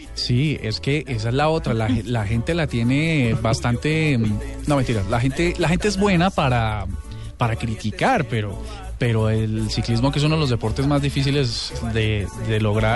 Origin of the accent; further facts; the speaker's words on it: Bogotá, Colombia; colombianos, bogotanos